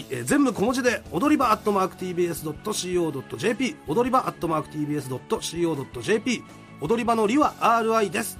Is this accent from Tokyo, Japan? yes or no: no; Chiba, Japan; 俺の地元っていうのはもう、とんでもない田舎なんだなと思って。 千葉県は千葉県